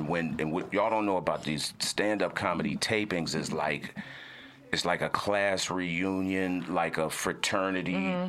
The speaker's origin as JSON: {"language": "English", "town": "Houston", "region": "Texas", "country": "United States", "tie": "born or raised there", "also_born_or_lived": "Atlanta", "moved": "yes", "said": "I come up out of Atlanta. I'm an Atlanta comedian. I'm born and raised in Houston, Texas"}